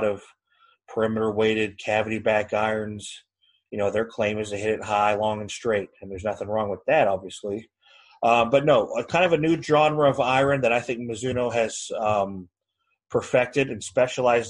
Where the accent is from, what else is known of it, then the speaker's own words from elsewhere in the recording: Northeast Ohio, United States; moved away as an adult; also born or lived in Georgetown, Kentucky; moving back here to Northeast Ohio, my hometown